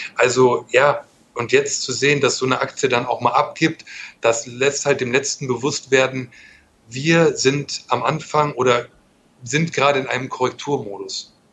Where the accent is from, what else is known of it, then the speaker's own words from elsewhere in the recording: Germany; Ich bin kein Italiener, ich bin Deutscher.